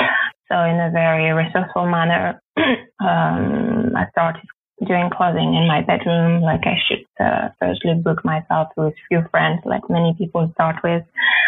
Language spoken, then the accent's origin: English; western France, France; moved away as an adult; also born or lived in Paris / London / Zurich; now in Berlin, Germany; I was raised in France, like in a small town in the west, like 1 hour from the sea.